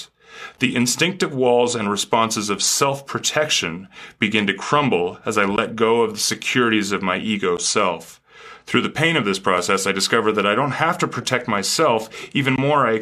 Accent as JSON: {"language": "English", "country": "Canada", "moved": "yes", "lives_now": "United States", "said": "as a Canadian living in America, I certainly come with a different perspective"}